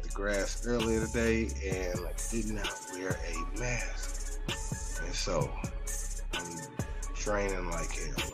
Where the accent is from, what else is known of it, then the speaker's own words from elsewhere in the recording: Chicago, Illinois, United States; I'm from Chicago